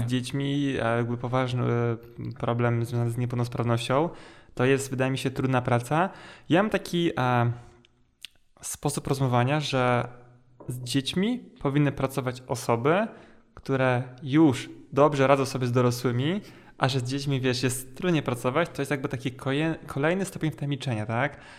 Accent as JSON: {"language": "Polish", "country": "Poland", "said": "Ja mówię, no ogólnie jakby połowa drogi pomiędzy Warszawą i Mustokiem"}